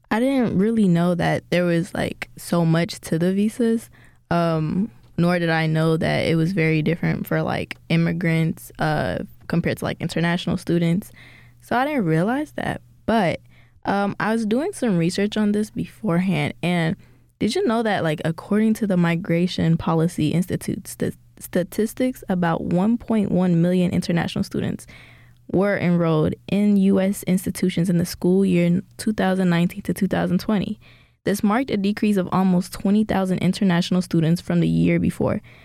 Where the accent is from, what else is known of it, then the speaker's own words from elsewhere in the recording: Ethiopia; now in United States; I was born in Ethiopia and my dad brought us here because of, like, war problems